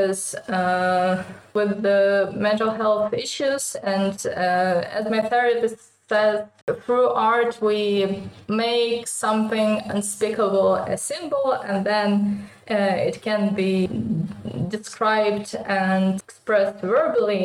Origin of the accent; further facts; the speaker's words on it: Ukraine; first language Russian; English is a second language; Russian language is my mother tongue. Like, I did spoke my first words in it, and my family spoke Russian like up until the day before the full-scale invasion